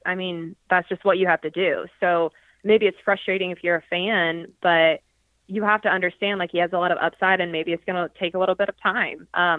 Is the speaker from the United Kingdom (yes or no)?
no; Georgia, United States; I mean, I'm from Georgia and I'm like covering some hockey.